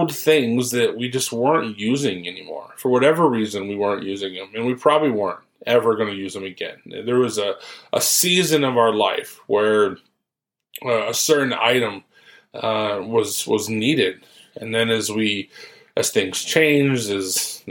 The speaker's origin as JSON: {"language": "English", "region": "Ohio", "country": "United States", "tie": "born or raised there", "moved": "as an adult", "lives_now": "Follansbee, United States", "said": "I'm from Ohio, so I grew up there"}